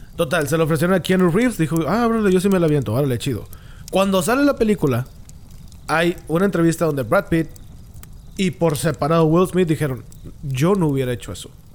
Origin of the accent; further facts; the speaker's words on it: Mexico; ni como mexicano